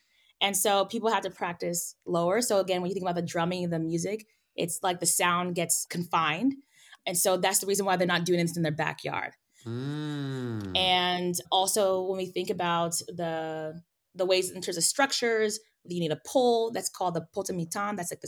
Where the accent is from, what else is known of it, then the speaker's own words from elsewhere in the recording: California, United States; So I feel like I didn't even make a transition because I'm from California.